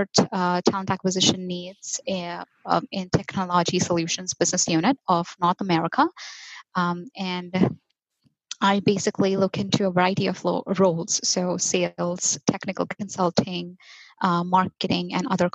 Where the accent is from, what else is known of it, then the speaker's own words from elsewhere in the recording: Mumbai, Maharashtra, India; moved away as an adult; now in United States; I was born and raised in Mumbai, India, and recently migrated to the United States